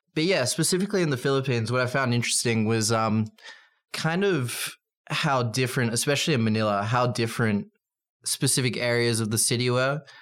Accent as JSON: {"language": "English", "country": "Australia", "said": "as an Australian"}